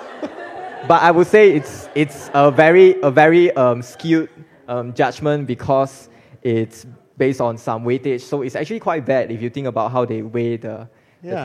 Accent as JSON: {"language": "English", "town": "Malacca City", "region": "Malacca", "country": "Malaysia", "also_born_or_lived": "Cambridge, United Kingdom", "moved": "as an adult", "lives_now": "United Kingdom", "said": "I'm from Malacca"}